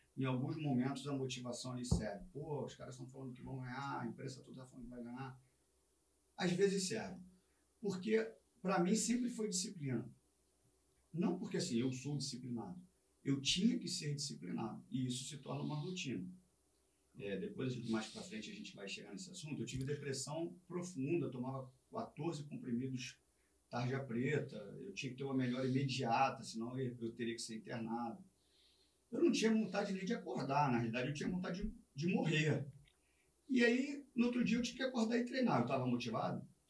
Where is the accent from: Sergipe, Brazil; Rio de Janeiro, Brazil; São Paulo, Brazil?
Rio de Janeiro, Brazil; E eu sou de Vista Alegre